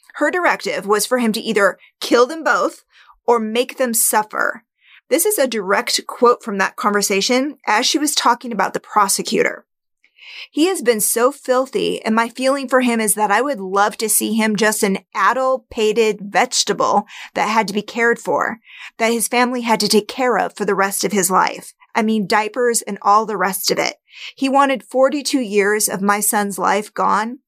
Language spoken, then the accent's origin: English; Spokane, Washington, United States; my hometown, Spokane, Washington